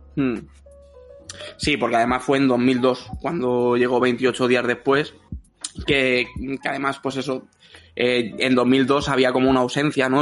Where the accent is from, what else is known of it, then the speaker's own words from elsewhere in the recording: Madrid, Community of Madrid, Spain; yo soy de Madrid